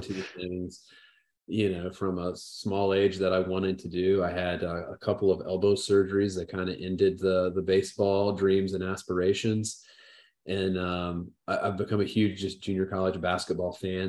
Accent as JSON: {"language": "English", "region": "Southern Indiana", "country": "United States", "tie": "born or raised there", "said": "I grew up in the Midwest and small town in Southern Indiana."}